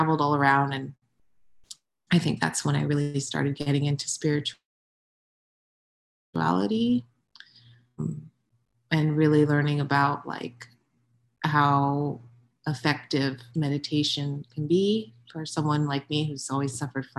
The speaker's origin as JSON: {"language": "English", "area": "Ventura County", "region": "California", "country": "United States", "tie": "born or raised there", "also_born_or_lived": "China", "moved": "as an adult", "said": "I grew up in California, in Ventura County."}